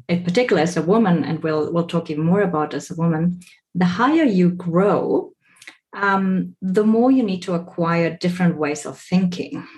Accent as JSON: {"language": "English", "town": "Stuttgart", "region": "Baden-Württemberg", "country": "Germany", "tie": "born or raised there", "also_born_or_lived": "Bolivia / Southeast Asia / Australia", "moved": "as an adult", "said": "I was born in Bolivia, raised in Germany, but then later on moved to work in Southeast Asia and Australia."}